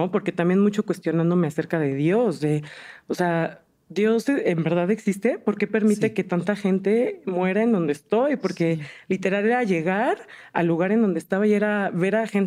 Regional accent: Ecatepec, State of Mexico, Mexico; born there; bueno, yo nací en el 90 en Ecatepec.

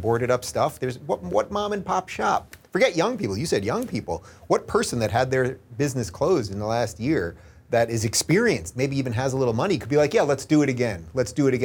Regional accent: New York City, New York, United States; moved away as an adult; now in Los Angeles, United States; I was born in Brooklyn, and I've only lived in New York and now L.A.

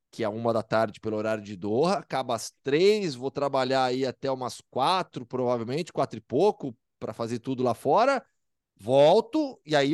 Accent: São Paulo, Brazil; also born or lived in Campinas; eu sou de São Paulo.

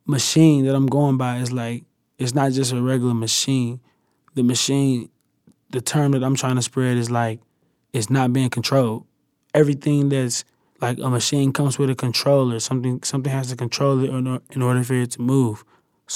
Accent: the South, United States; I'm from the South

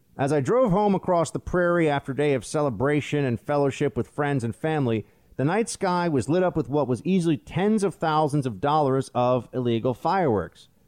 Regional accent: New York, United States; I'm from New York

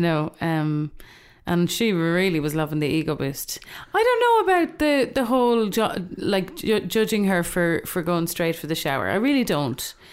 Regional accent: Ireland; I'm also aware as an Irish person

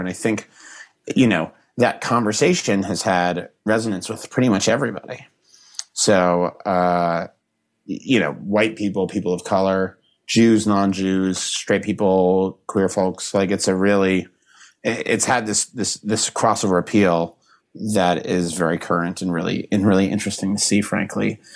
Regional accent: Boston, Massachusetts, United States; Not Boston, not my hometown

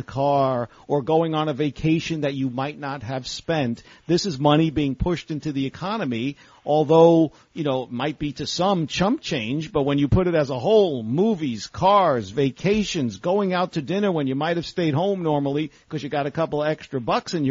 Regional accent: New York, United States; also born or lived in Mahwah, New Jersey; the great WABC in my hometown of New York

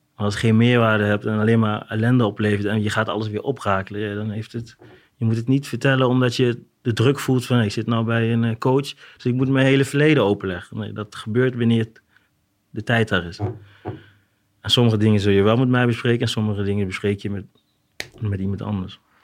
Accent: Arnhem, Gelderland, Netherlands; Ik kom uit Arnhem

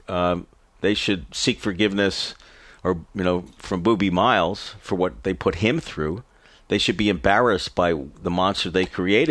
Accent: New York City, New York, United States; I'm from New York City and had a life of extreme embarrassing privilege.

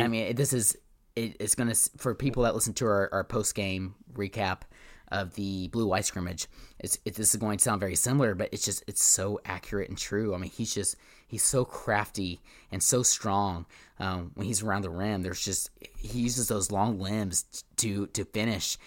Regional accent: Tulsa, Oklahoma, United States; my hometown of Tulsa.

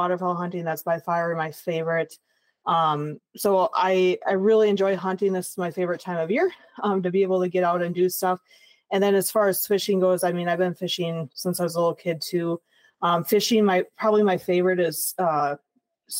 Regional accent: La Crosse, Wisconsin, United States; I'm originally from La Crosse, Wisconsin. So born and raised on the river

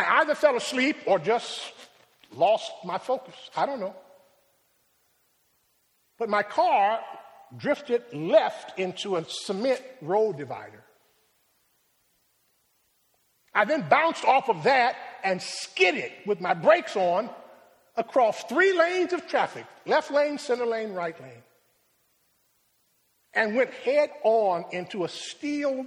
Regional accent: Rochester, New York, United States; My hometown is Rochester

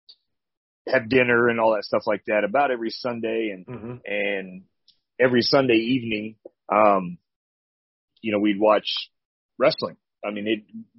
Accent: Chillicothe, Missouri, United States; I was born and raised in Missouri. I'm actually from a small little town called Chillicothe, Missouri

